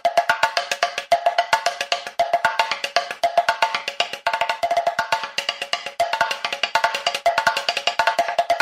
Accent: Guinea; English is a second language; moved away; I'm originally from Guinea, West Africa

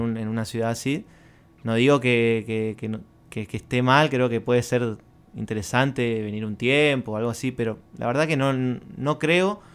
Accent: Resistencia, Chaco, Argentina; now in Colonia Benítez, Argentina; soy de Resistencia, pero vivo en Colonia Benítez

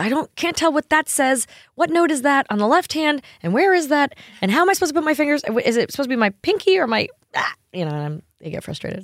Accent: New York, United States; now in Tennessee, United States; growing up in New York

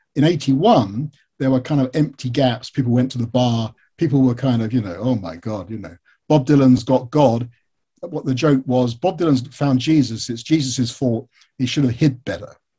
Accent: United Kingdom; I'm British

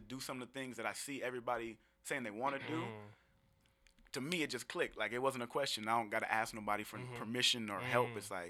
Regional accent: Seattle, Washington, United States; Yeah, man, I'm from Seattle, south end of Seattle.

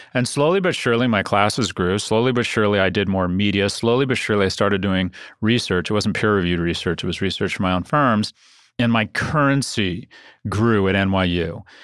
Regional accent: San Diego, California, United States; I was born in San Diego

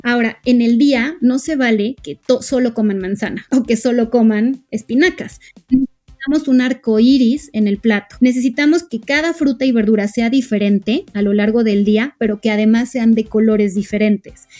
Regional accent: Mexico; como mexicanos eh, tenemos

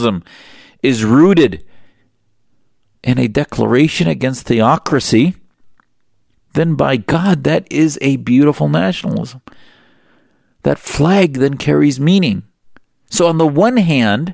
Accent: United States; as a Muslim and as an American

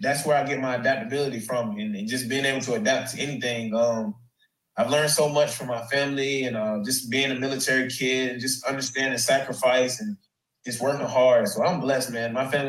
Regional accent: Columbus, Georgia, United States; moved away; also born or lived in Clemson, South Carolina; I grew up, I'm from Columbus, Georgia.

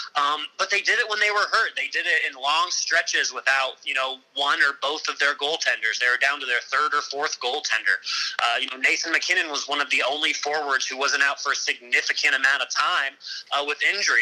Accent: Colorado, United States; growing up in Colorado

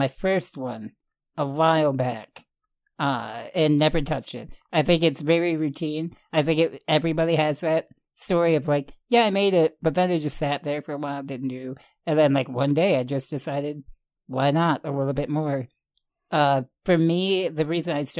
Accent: Rockford, Illinois, United States; That whole documentary is filmed here in my hometown.

